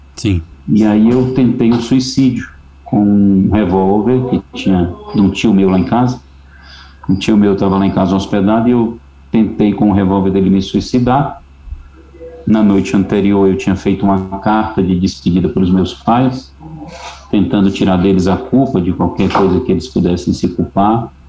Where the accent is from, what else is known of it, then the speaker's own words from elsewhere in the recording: Fortaleza, Ceará, Brazil; moved away as an adult; also born or lived in São Luís; now in Fortaleza, Brazil; Eu sou cearense